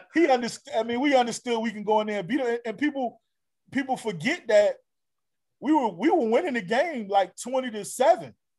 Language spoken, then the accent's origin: English; Norfolk, Virginia, United States; my within my home state and, right. and hometown